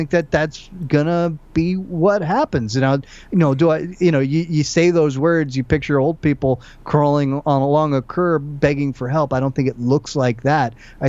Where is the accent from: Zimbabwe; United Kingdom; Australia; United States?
United States; I was born and raised in the United States, the son of an immigrant, and was taught to, you know, be as patriotic as can be.